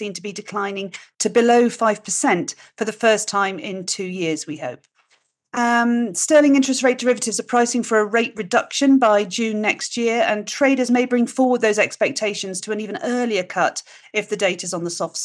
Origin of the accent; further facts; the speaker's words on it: United Kingdom; being British